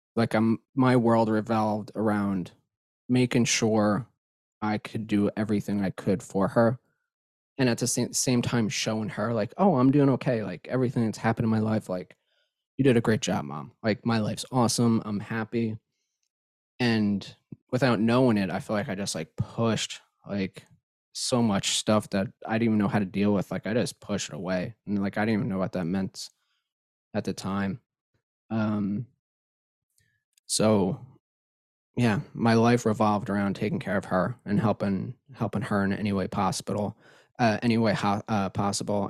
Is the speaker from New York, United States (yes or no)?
yes; Long Island, New York, United States